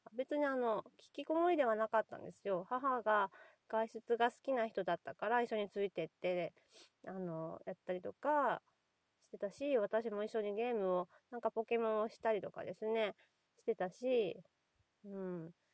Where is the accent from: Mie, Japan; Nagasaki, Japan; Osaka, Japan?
Nagasaki, Japan; 私、 長崎が出身で、漁師町